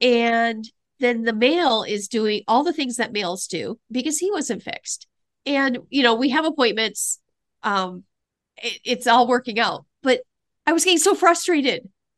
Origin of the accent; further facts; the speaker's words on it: Midwest, United States; I'm from the Midwest.